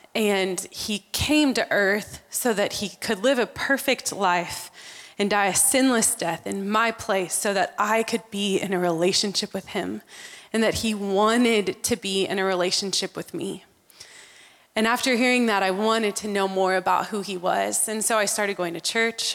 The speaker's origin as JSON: {"language": "English", "region": "Texas", "country": "United States", "tie": "born or raised there", "also_born_or_lived": "Amman, Jordan", "said": "back to Texas. And that's where we grew up"}